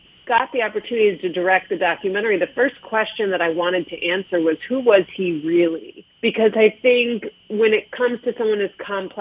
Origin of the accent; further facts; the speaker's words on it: Chicago, Illinois, United States; moved away as an adult; now in Los Angeles, United States; I grew up in Chicago. My mother was a food writer in the city. I moved to Los Angeles 6 years ago